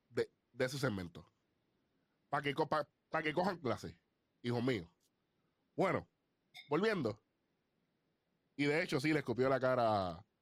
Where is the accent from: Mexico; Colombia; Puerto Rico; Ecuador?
Puerto Rico; Y no es porque somos puertorriqueños.